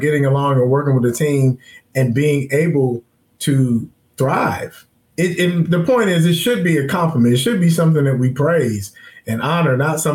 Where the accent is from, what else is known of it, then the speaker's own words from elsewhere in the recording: Forest Park, Ohio, United States; I'm from Forest Park